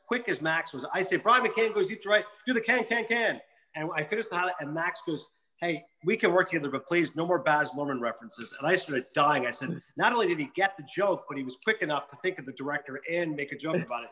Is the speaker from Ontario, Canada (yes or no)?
yes; Kingston, Ontario, Canada; moved away as an adult; also born or lived in Connecticut; now in Ho-Ho-Kus, United States; I grew up in Kingston, which is between Toronto and Montreal. So since I was in Ontario, the province